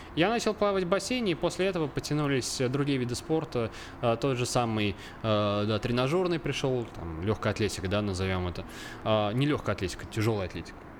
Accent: Obninsk, Kaluga Oblast, Russia; я родился в городе Обнинске, Калужской ага. области

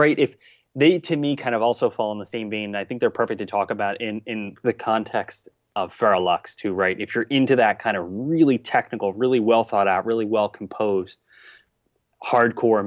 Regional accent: New Jersey, United States; growing up in New Jersey, I think, right, especially kind of in the 2000s

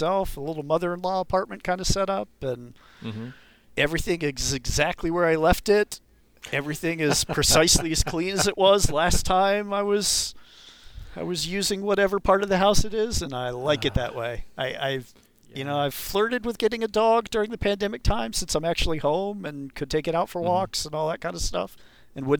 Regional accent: Cape Cod, Massachusetts, United States; moved away as an adult; also born or lived in North Carolina; now in Seattle, United States; my mom dragged my dad and I kicking and screaming to Cape Cod, Massachusetts when I was 10. And I lived there until 96 when I moved out to Seattle

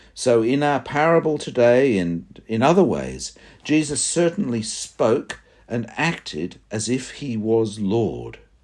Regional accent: Sydney, New South Wales, Australia; I did a lot of my growing up in Sydney. I went to a high school at Irmington and university at North Ryde.

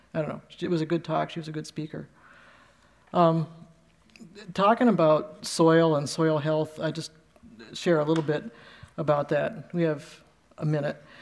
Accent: Ohio, United States; we're from Ohio

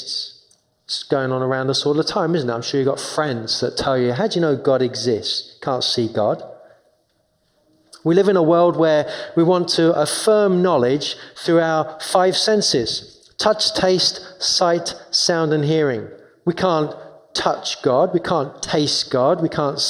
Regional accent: London, United Kingdom; moved away; I grew up in London, in 2 miles away from Wimbledon tennis.

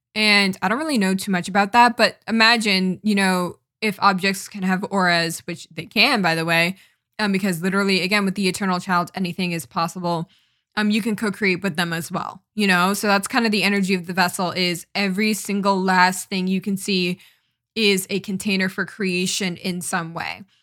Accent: East Coast, United States; I'm from the East Coast, so we don't really get forest fires, um, around here

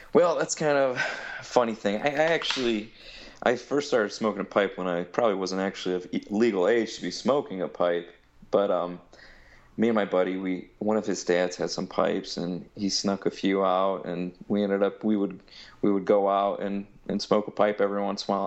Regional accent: Bellevue, Ohio, United States; I'm from Bellevue, Ohio. It's just a small town in Ohio

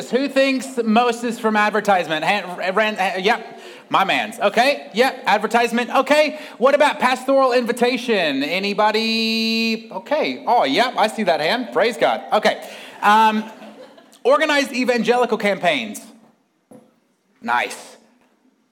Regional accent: United States; moved away as an adult; also born or lived in Sydney, Australia; now in United Kingdom; I'm from America, but I just lived in Sydney the last few years

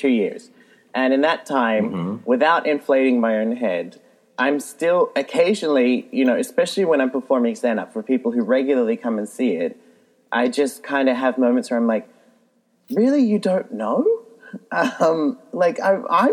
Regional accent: Australia; now in Iceland; I am Australian

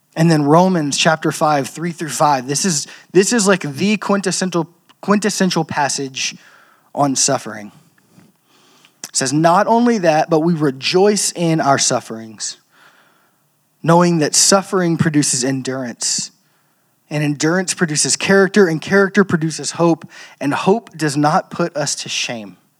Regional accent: Louisiana, United States; I'm from Louisiana, um, the land of cultural Christianity

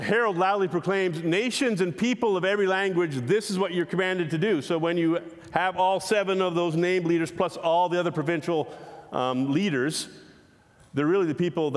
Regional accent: Canada; we're Canadian

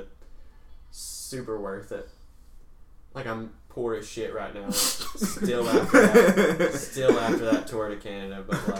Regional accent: Laurel, Mississippi, United States; I'm from Laurel, which is not super bad.

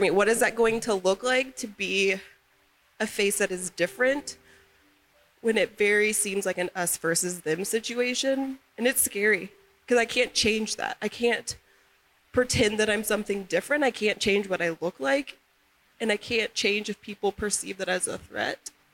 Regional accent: the South, United States; now in Utah, United States; Growing up in the South

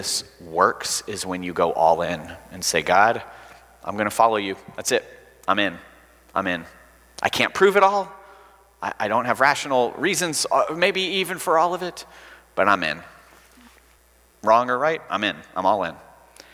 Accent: Alabama, United States

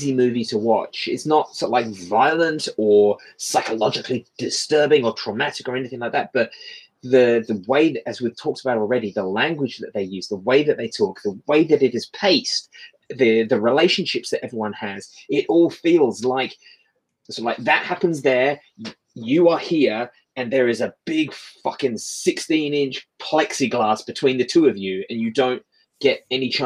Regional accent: England, United Kingdom; I'm the Englishman

